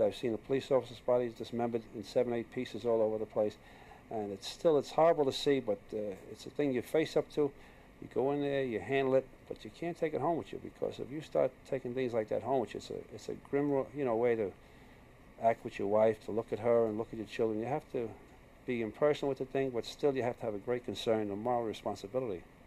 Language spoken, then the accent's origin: English; New York, United States; I was born in New York and uh, I was born in the streets. I was born in an Irish neighborhood